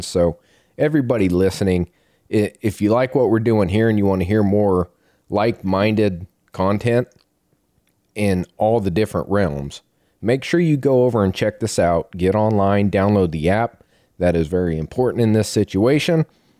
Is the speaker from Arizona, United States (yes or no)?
yes; Arizona, United States; I grew up in Arizona putting in for elk, so I got patient for tags.